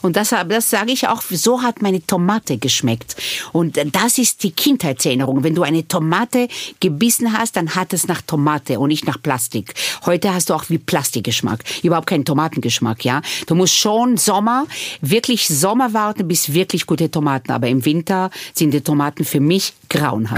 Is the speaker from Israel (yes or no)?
yes; Israel; German is a second language; now in Vienna, Austria; Ich bin nicht ohne Alkohol aufgewachsen in Israel